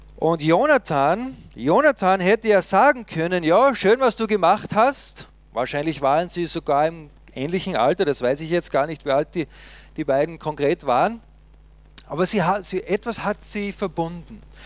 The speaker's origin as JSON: {"language": "German", "country": "Austria", "said": "uns Österreicher"}